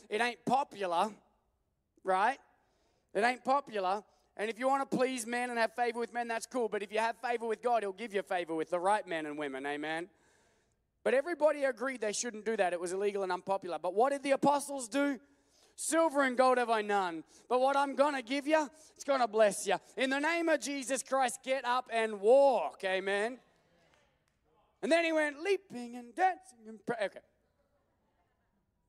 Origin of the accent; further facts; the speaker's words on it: Australia; now in United States; I'm from Australia